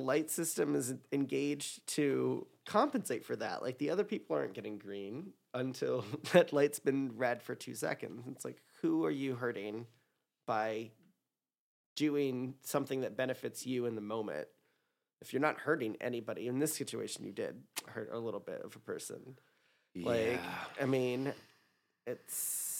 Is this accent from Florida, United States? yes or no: yes; Miami, Florida, United States; I grew up in Miami. You had to go north to get to the South.